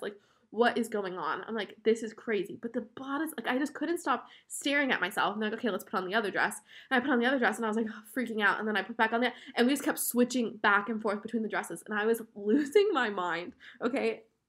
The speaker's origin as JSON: {"language": "English", "town": "West Palm Beach", "region": "Florida", "country": "United States", "said": "we are from West Palm Beach, Florida, which is, like, South Florida, in between Orlando and Miami"}